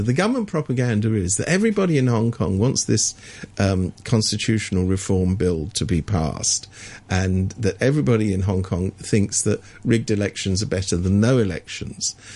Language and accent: English; England, United Kingdom; I was brought up in England when we people like me went to university without having to pay for it